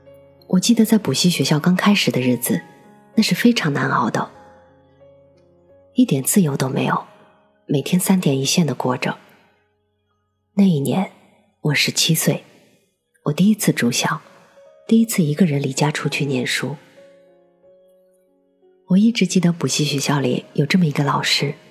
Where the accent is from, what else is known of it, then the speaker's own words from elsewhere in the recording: Henan, China; 当年的我是河南的一名考生，我能深切的体会到高考的压力。